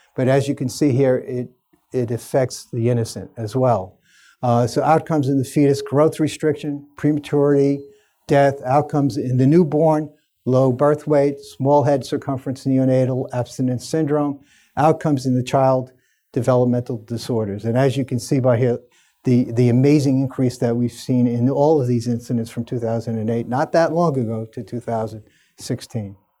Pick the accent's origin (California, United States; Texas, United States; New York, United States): New York, United States; New York City; I spent a lot of time working at my hometown hospital, Staten Island University Hospital